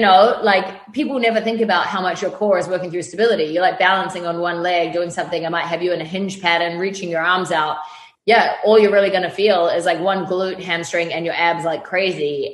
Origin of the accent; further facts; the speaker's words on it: New Zealand; moved away as an adult; now in Los Angeles, United States; I grew up in New Zealand on a farm